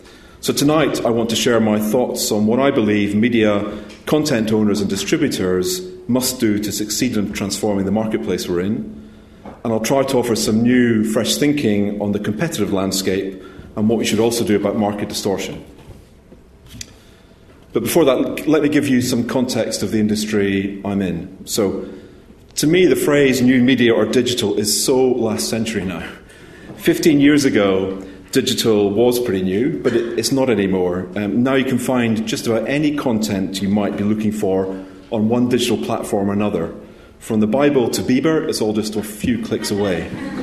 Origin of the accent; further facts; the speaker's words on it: Scotland, United Kingdom; I am a Scottish accountant. I am proud of that fact as well.